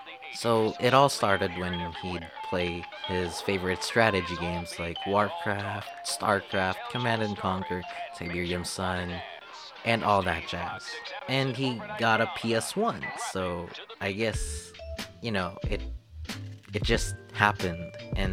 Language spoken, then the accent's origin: English; Philippines; I am fully Filipino. Filipino. But at the same time, I'm actually mixed. So I'm full Filipino resident